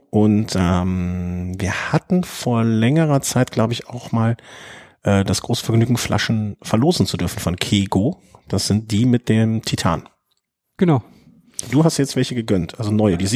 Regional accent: Cologne, North Rhine-Westphalia, Germany; Als Kölner kann ich dazu natürlich so sagen, ist Düsseldorf immer ein Abenteuer

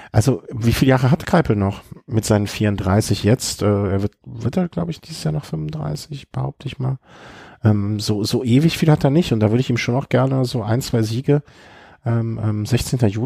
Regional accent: North Rhine-Westphalia, Germany; Kommen wir zum schönsten Rennen äh, des Frühjahrs bisher. Ähm äh, meine Heimat äh, rund um Köln, wie es bei mir gelaufen ist.

